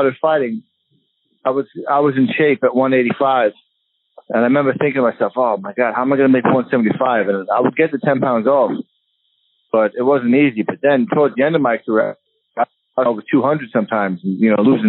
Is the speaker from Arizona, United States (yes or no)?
no; Long Beach, New York, United States; I'm from Long Beach